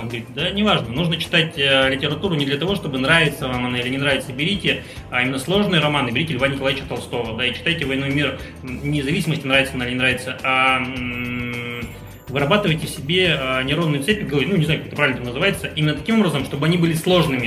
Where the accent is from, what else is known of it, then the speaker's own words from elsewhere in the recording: Khabarovsk, Khabarovsk Krai, Russia; moved away as an adult; also born or lived in Moscow; now in Saint Petersburg, Russia; Я сам из Хабаровска, и до окончания вуза, своего первого образования, я жил в городе Хабаровске